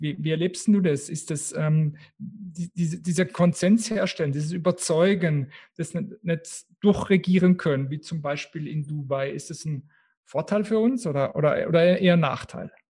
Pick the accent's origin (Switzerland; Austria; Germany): Switzerland; bei uns in der Schweiz